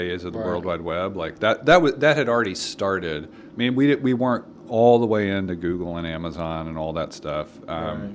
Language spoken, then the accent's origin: English; Nashville, Tennessee, United States; we grew up in West Nashville